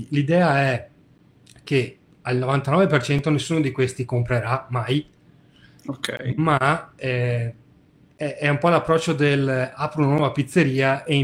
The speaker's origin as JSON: {"language": "Italian", "region": "Veneto", "country": "Italy", "said": "perché sono veneto"}